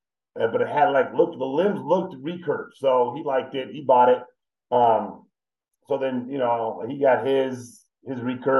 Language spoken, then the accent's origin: English; California, United States; Southern California, yeah.